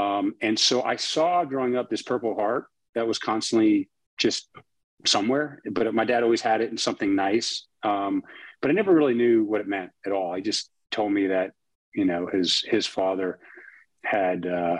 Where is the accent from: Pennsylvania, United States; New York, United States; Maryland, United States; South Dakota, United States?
New York, United States; Long Island; moved away as an adult; also born or lived in Midwest; growing up on Long Island.